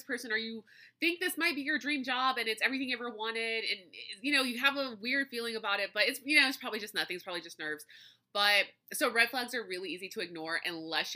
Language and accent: English; Louisiana, United States; growing up in Louisiana, live music is a huge thing here.